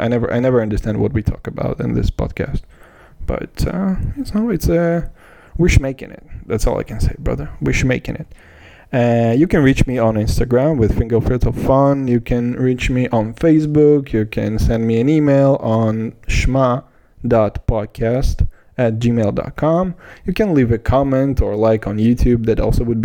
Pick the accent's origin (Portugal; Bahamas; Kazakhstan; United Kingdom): Kazakhstan; I'm from Kazakhstan.